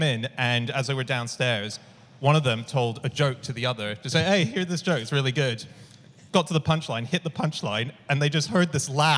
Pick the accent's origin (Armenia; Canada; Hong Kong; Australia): Hong Kong; moved away; I grew up in Hong Kong